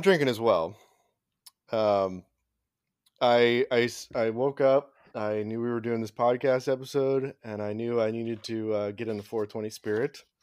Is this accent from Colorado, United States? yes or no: no; Oregon, United States; we grew up in Oregon.